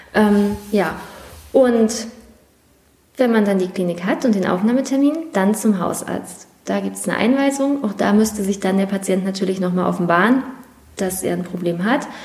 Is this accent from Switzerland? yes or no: no; Prignitz, Brandenburg, Germany; ich nicht in Schwerin wohne und auch da nicht aufgewachsen bin, sondern dass meine Heimat und mein Zuhause nochmal eine Stunde weg ist. Aber ähm, dennoch, Mecklenburg und Prignitz liegen nicht weit voneinander entfernt